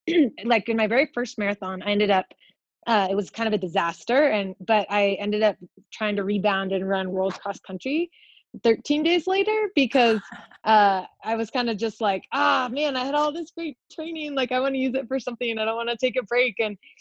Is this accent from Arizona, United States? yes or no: yes; Arizona, United States; in my home state of Arizona